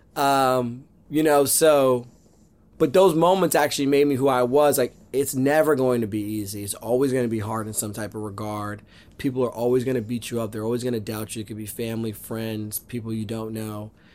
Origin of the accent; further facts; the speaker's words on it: Northeast Pennsylvania, United States; now in New York City, United States; I grew up, I grew up in Northeast Pennsylvania